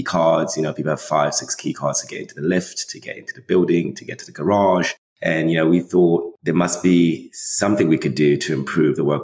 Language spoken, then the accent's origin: English; Rome, Lazio, Italy; moved away as an adult; also born or lived in Canada; now in Brooklyn, United States; I was raised in Italy. So I'm from Rome. That's where I was raised. English school, hence the accent, in Italy